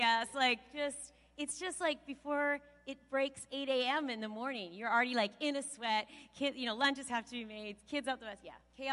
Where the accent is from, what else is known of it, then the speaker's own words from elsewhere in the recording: Kelowna, British Columbia, Canada; I was born in Kelowna